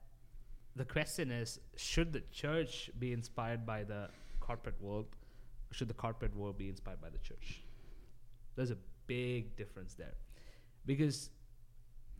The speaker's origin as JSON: {"language": "English", "region": "Dubai", "country": "United Arab Emirates", "tie": "born or raised there", "said": "while I was growing up in Dubai"}